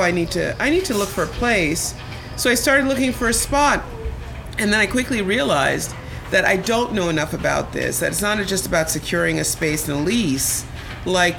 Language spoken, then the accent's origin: English; Connecticut, United States; moved away; also born or lived in Jamaica / Brooklyn, New York; I grew up in Connecticut. Well, first I'm transplanted from Jamaica to Connecticut, homogenized in Connecticut from I was six